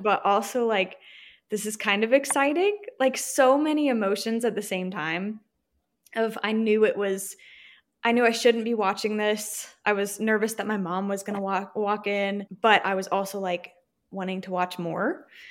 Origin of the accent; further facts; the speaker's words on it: Virginia, United States; moved away as an adult; now in Texas, United States; I'm from Virginia, but I currently live in a super teeny tiny border town in Texas